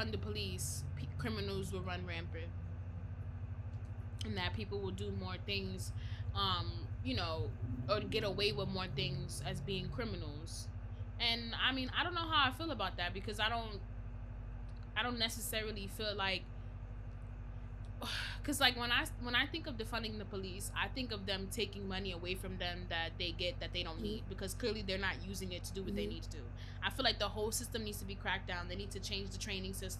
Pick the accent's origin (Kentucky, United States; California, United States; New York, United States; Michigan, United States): New York, United States; I'm from New York